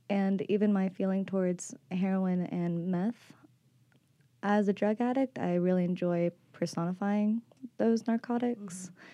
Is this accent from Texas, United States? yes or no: yes; Arlington, Texas, United States; now in Austin, United States; I'm 24 years old, and I came from Arlington, Texas, moved to Austin about four years ago, actually, to get sober.